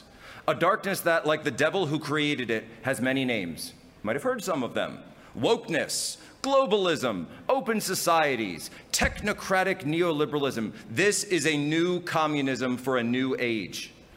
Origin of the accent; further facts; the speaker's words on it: United States; I'm an American, but my family heritage is of Poland.